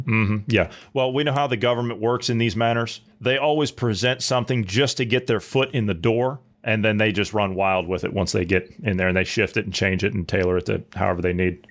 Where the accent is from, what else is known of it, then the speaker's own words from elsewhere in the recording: Ohio, United States; I'm from Ohio